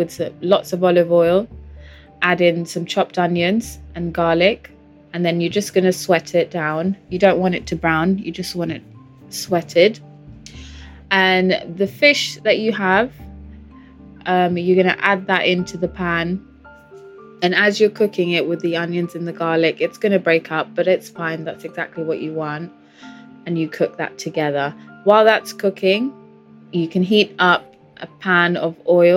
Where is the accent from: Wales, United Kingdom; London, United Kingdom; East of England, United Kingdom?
London, United Kingdom; also born or lived in Portugal; I've lived in London since I was about 4 when my parents moved there from Portugal